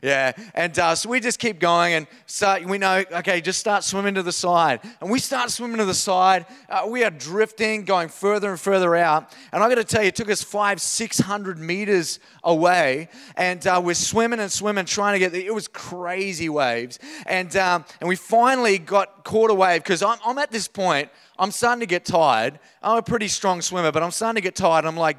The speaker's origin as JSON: {"language": "English", "region": "Queensland", "country": "Australia", "tie": "born or raised there", "said": "I was born in North Queensland. I grew up there. And the idea of a wave up there is like 3 centimeters high."}